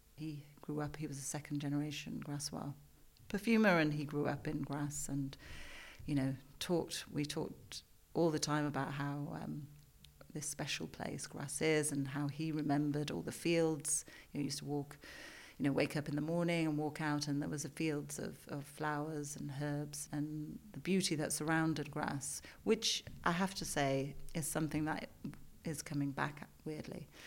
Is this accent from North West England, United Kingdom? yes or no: no; Yorkshire and the Humber, United Kingdom; now in London, United Kingdom; I'm from Yorkshire. It's it's part of who I am.